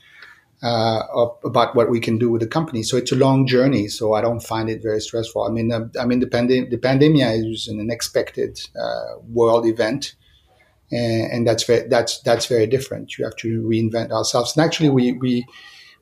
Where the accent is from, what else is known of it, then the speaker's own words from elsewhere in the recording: Monte Carlo, Monaco; moved away as an adult; also born or lived in Lyon, France / Milan, Italy; now in Paris, France; I grew up in Monte Carlo, in the Principality of Monte Carlo.